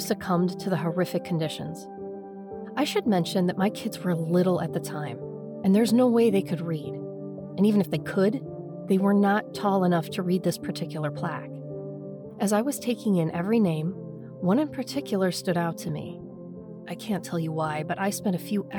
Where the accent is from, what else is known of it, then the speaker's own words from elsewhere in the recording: Virginia, United States; Growing up in Virginia